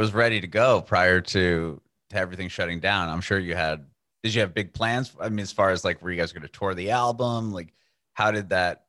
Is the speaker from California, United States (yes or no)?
yes; Southern California, United States; moved away; I'm from Southern California.